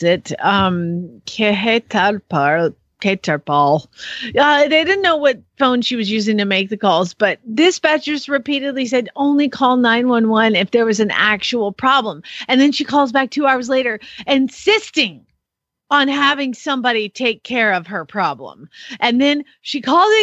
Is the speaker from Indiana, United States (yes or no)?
no; Atlanta, Georgia, United States; Atlanta, the ATL, my hometown